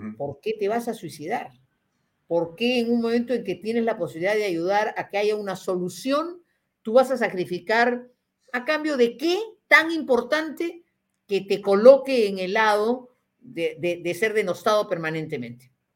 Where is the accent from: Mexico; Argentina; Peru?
Peru; como peruana